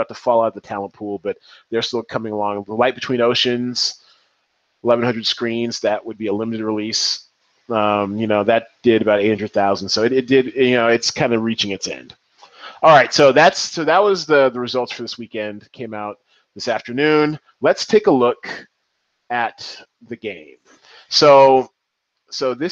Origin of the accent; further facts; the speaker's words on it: Seattle, Washington, United States; I am from Seattle. I claim the 206